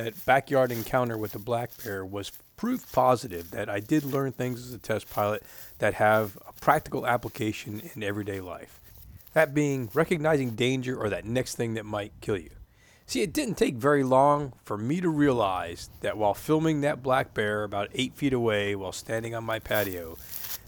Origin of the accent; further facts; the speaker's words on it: Florida, United States; I grew up in Florida